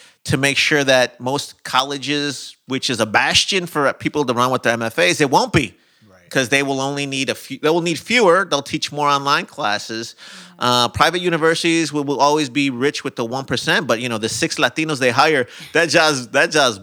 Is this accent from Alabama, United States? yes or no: no; Chicago, Illinois, United States; moved away; I'm from Chicago